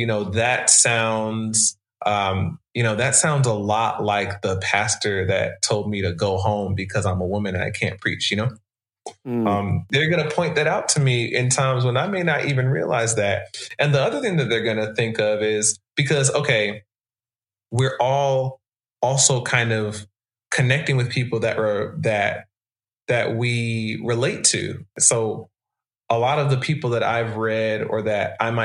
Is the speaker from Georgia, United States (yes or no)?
yes; Atlanta, Georgia, United States; I grew up in Atlanta in a Christian context, mostly as a Black person to Jamaican immigrants